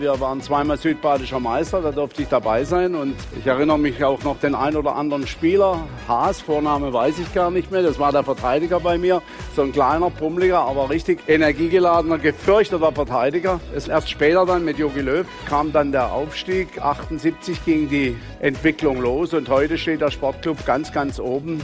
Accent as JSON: {"language": "German", "town": "Freiburg", "region": "Baden-Württemberg", "country": "Germany", "tie": "born or raised there", "said": "Ich als gebürtiger Freiburger, als echtes Poppele äh, der Freiburger Region, im Elisabeth-Krankenhaus geboren"}